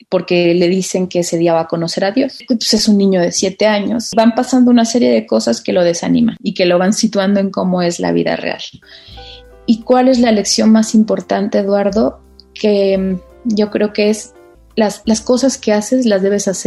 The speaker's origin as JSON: {"language": "Spanish", "town": "Tlalixcoyan", "region": "Veracruz", "country": "Mexico", "said": "yo soy de un pueblo de Veracruz que se llama Tlaliscoyan, que viven mil personas, está muy cerca de Alvarado."}